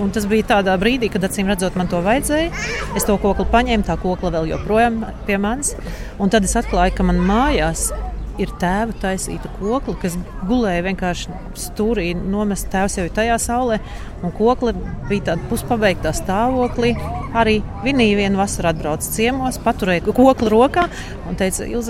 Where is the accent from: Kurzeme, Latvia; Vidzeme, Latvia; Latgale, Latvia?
Latgale, Latvia; Rēzekne; now in Berlin, Germany; no Rīgas pēc tam līdz Rēzaknē, kur ir mana vecāka māja